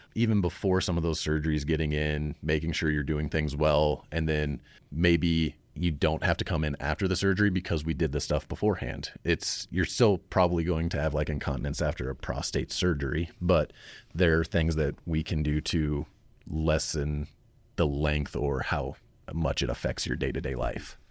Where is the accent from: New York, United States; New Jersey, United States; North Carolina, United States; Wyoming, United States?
Wyoming, United States; Cheyenne; Originally, I'm from Cheyenne